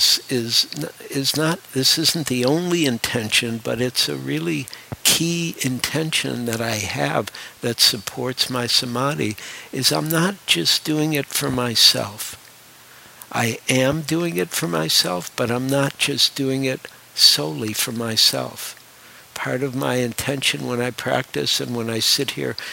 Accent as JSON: {"language": "English", "town": "Detroit", "region": "Michigan", "country": "United States", "tie": "born or raised there", "also_born_or_lived": "New York", "moved": "yes", "said": "I grew up in Detroit, and I actually have a great love for Detroit"}